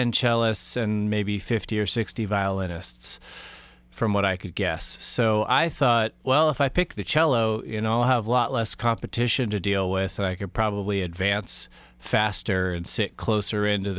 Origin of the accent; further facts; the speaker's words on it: Los Altos, California, United States; where I grew up in Los Altos